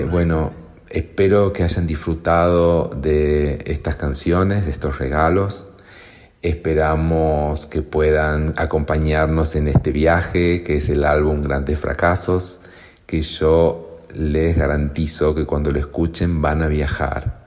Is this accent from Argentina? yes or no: yes; Santiago del Estero, Argentina; mi Santiago querido